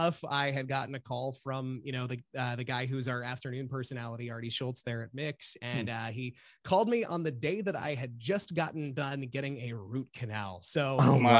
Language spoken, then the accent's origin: English; Washington County, Maryland, United States; I born and raised in Washington County, Maryland, which is where we have both of our stations